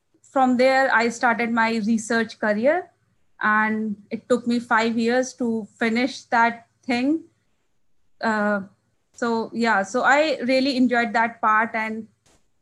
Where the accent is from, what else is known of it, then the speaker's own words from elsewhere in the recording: Barabanki, Uttar Pradesh, India; moved away as an adult; also born or lived in Lucknow, India / New Delhi, India; now in St. Louis, United States; I'm from India, basically a small town from India called Barabanki, and it's in the northern part of the India. So I born there